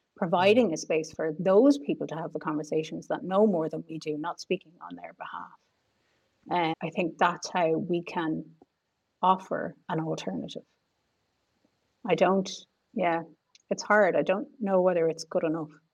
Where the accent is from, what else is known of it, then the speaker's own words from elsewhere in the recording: Ireland; especially as a girl growing up in Ireland